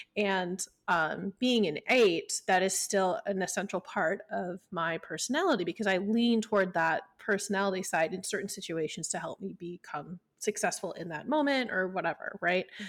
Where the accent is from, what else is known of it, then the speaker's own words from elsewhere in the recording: Midwest, United States; I grew up in the Midwest where it was just like, you kinda just work and get over it